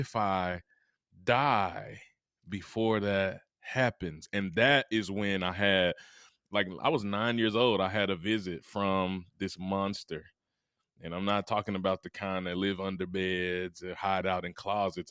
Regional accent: Mississippi, United States; I'm from Mississippi, the heart of the South

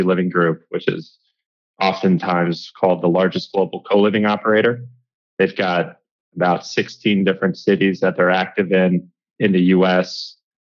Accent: Washington, District of Columbia, United States; also born or lived in Tokyo, Japan / Dallas, Texas; I grew up in the Washington, D.C. area, basically in Georgetown.

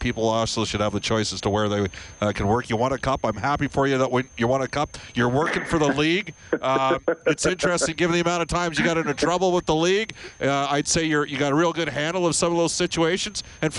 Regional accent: Canada; in Canada, we're immersed in American culture.

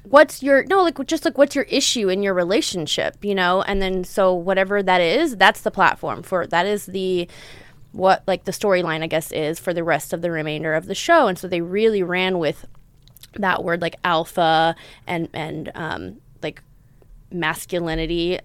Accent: Texas, United States; also born or lived in Southern California; now in Los Angeles, United States; growing up in Texas, growing up in the South, growing up in the Bible Belt

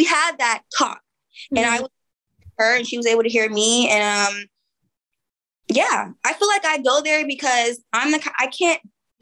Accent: Oakland, California, United States; I'm from East Oakland.

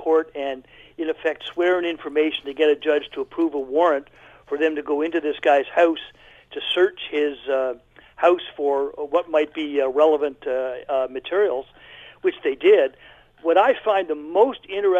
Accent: Alberta, Canada; I'm actually from Alberta

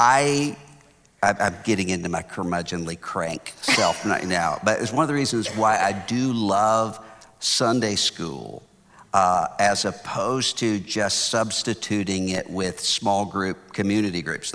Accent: Biloxi, Mississippi, United States; now in Houston, United States; I'm from Biloxi, Mississippi

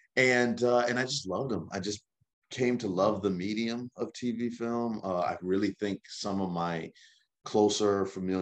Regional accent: Lawrenceville, Georgia, United States; So I'm from, I grew up in Lawrenceville, Georgia

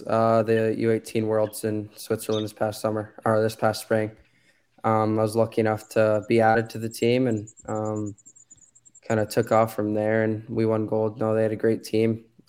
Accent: Canada; I grew up an hour away from Ottawa.

